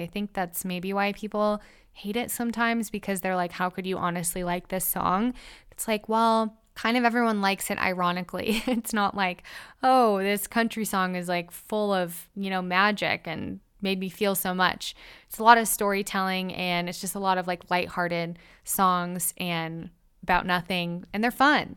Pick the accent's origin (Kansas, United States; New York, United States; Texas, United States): Kansas, United States; I'm from Kansas.